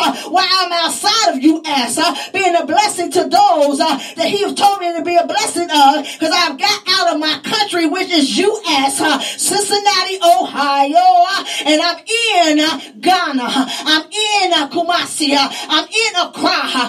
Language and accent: English; Pakistan; now in Philadelphia, United States; I know I was born in Pakistan. I know I was raised in Pakistan. I know my lineage come from Pakistan, but God just sent me to U.S. God has sent me right here in Philadelphia.